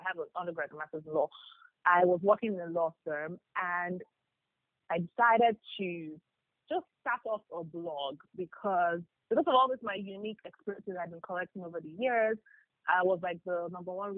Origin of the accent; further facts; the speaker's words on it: Ibadan, Oyo, Nigeria; I grew up in Ibadan.